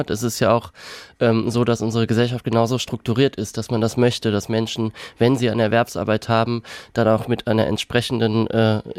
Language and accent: German; Kaiserslautern, Rhineland-Palatinate, Germany; Ich bin mit drei Geschwistern aufgewachsen in Kaiserslautern